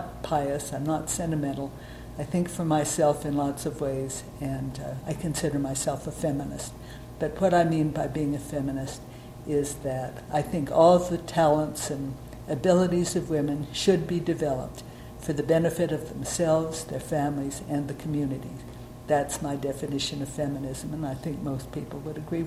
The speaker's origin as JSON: {"language": "English", "town": "Oakland", "region": "California", "country": "United States", "tie": "born or raised there", "said": "I was born in Oakland, California."}